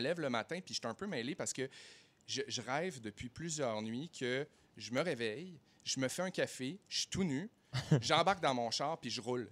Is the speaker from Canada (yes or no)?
yes; Saguenay, Quebec, Canada; now in Montreal, Canada; je viens de Saguenay